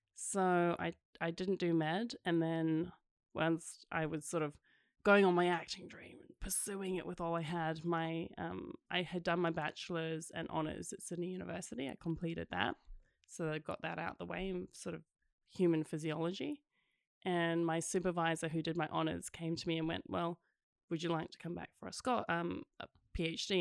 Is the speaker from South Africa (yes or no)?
yes; South Africa; also born or lived in Scotland; originally Scottish, and then I grew up in South Africa